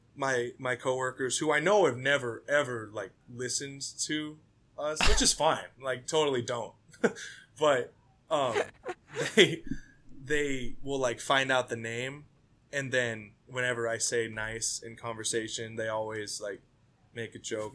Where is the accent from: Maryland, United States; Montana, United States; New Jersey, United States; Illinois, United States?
Montana, United States; now in Minneapolis, United States; I'm originally from Montana